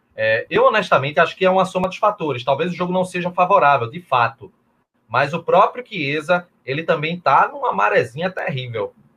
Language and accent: Portuguese; Olinda, Pernambuco, Brazil; E em Olinda, a minha terra